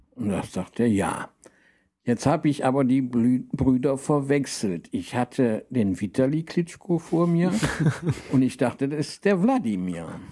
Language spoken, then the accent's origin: German; Rhineland, Germany; ich komme ja aus dem Rheinland